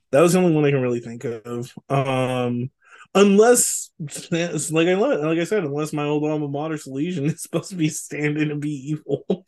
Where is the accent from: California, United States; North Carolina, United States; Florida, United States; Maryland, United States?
California, United States; Richmond; you and I grew up in Richmond in the nineties